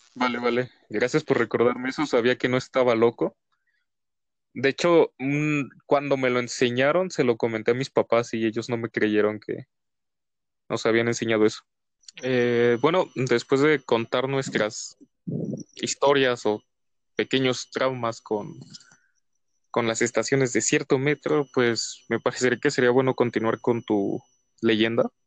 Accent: Mexico

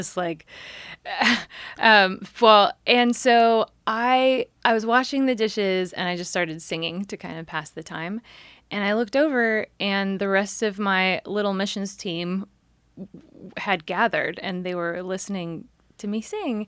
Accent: San Jose, California, United States; I grew up in San Jose

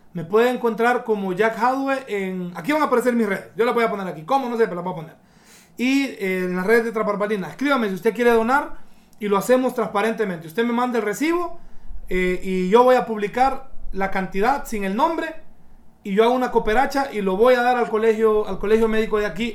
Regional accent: Honduras; moved away as an adult; also born or lived in London; yo cuando me gradué me fui para Londres a trabajar, como muchos hondureños

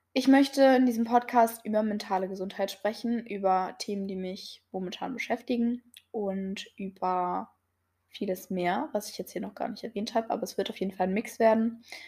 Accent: near Gifhorn, Lower Saxony, Germany; ich komme aus Niedersachsen, aus der Nähe von Gifhorn

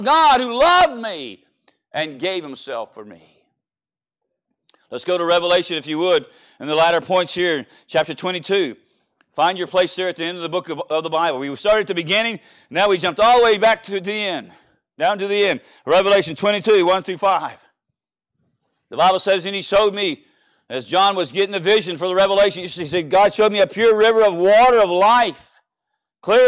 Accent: Louisiana, United States; moved away; also born or lived in El Reno; I'm from Louisiana

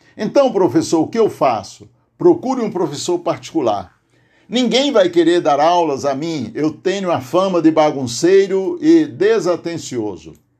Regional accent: Aurora, Ceará, Brazil; deste nosso tradicional Rincão Cearense, minha cidade natal, Aurora, Ceará

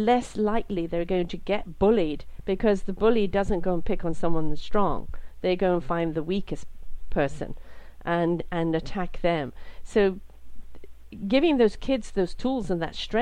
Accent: Canada; I'm from Canada.

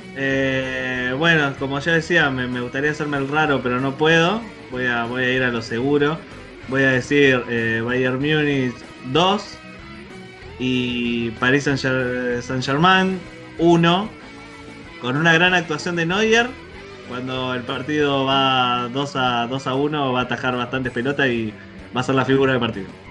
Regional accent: Argentina; nosotros, como argentinos

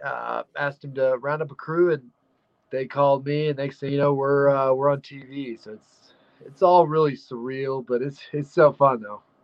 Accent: Dumas, Texas, United States; also born or lived in Blind Frog Ranch; I'm from Texas, uh, around Amarillo area, right north of there, called Dumas, Texas

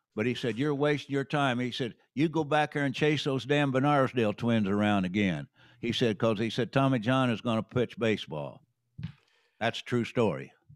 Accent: Terre Haute, Indiana, United States; I was born in Terre Haute, but outside of Terre Haute

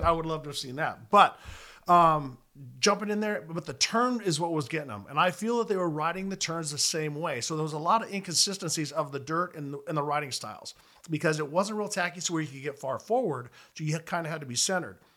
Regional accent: Southern California, United States; I grew up in Southern California

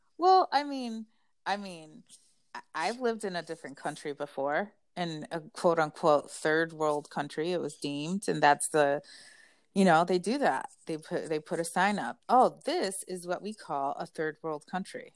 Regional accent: United States; I'm American

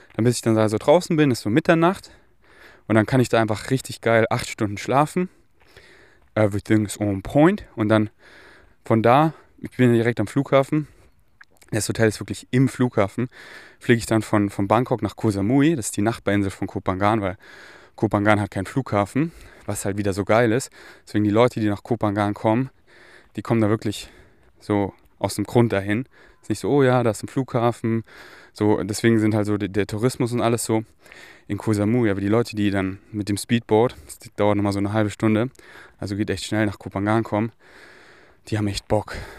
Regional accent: Munich, Bavaria, Germany; moved away; Ich bin hier in München, wo ich aufgewachsen bin

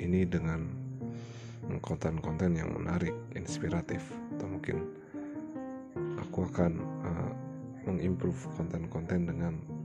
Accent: Purbalingga, Central Java, Indonesia; Aku berasal dari Purbalingga, Jawa Tengah

